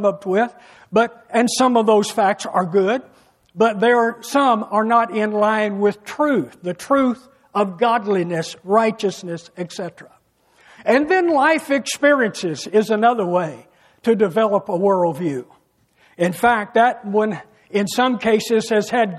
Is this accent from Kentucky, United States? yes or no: yes; an area fairly close to St. Louis, closer than Louisville, Kentucky, United States; I was raised in an area where we believed there was Almighty God first, family second, and UK Wildcats third